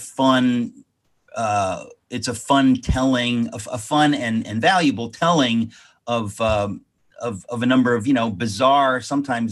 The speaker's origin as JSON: {"language": "English", "country": "United States", "tie": "born or raised there", "said": "I was kind of like a typical person just living, growing up in America"}